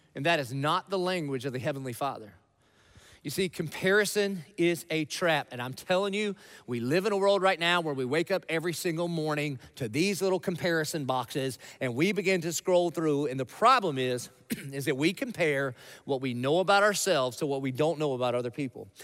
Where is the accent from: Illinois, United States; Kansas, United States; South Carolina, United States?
South Carolina, United States; Dillon; I grew up in Dillon, South Carolina